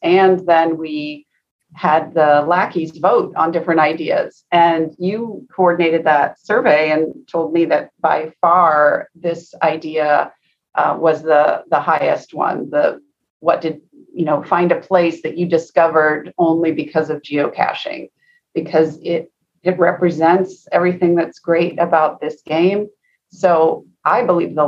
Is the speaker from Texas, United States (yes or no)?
no; Seattle, Washington, United States; I grew up in Seattle